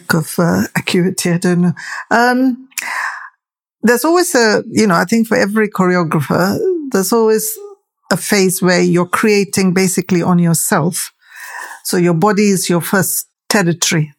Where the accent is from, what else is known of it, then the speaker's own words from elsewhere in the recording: Tamil, South Indian, India; now in United Kingdom; I'm a Tamil, I'm an Indian, I'm a South Indian.